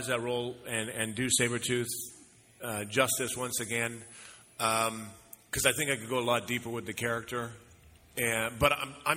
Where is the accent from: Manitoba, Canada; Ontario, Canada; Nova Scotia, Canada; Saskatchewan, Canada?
Saskatchewan, Canada; I grew up in Saskatchewan.